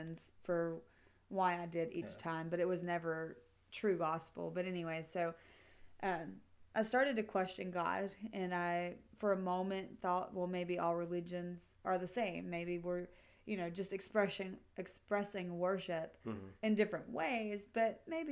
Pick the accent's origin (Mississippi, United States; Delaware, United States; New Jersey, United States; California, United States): Mississippi, United States; growing up in Mississippi